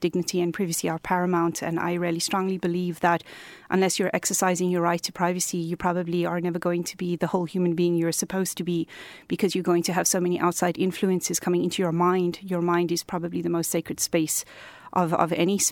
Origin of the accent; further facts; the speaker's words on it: South Africa; moved away as an adult; now in Cork, Ireland; I'm originally from South Africa. We arrived here 2 years ago